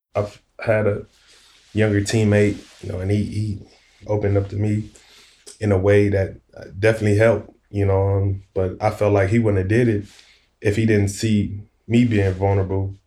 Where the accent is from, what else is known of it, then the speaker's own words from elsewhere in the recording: Compton, California, United States; moved away as an adult; I'm from Compton, California